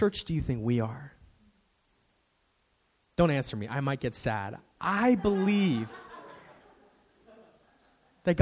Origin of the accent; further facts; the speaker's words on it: San Francisco, California, United States; I'm a native. I was born here in San Francisco.